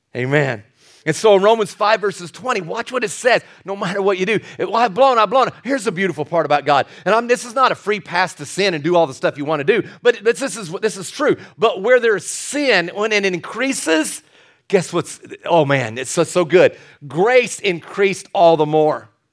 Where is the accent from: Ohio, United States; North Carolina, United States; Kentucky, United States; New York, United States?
Kentucky, United States; I was born and raised in Kentucky